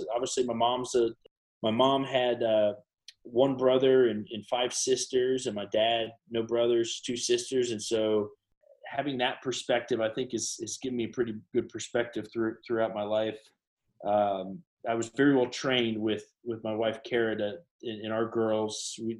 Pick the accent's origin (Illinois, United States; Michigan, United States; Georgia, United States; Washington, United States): Illinois, United States; Chicago; also born or lived in Tennessee / California; And so I was born in Tennessee, where they were having some issues at some banks there. And then we went out to California for a little while. And then we were in Illinois. And really my first memories were in the Chicago area. We were in the suburbs